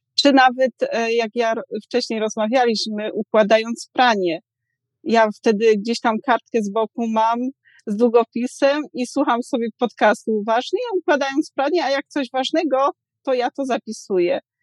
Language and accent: Polish; southern Poland, Poland; moved away; ja jestem z południa Polski, więc tam z małej miejscowości